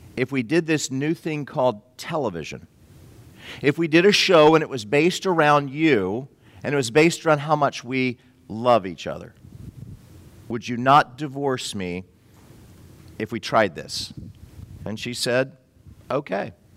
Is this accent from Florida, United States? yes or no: yes; Florida, United States; I'm from Florida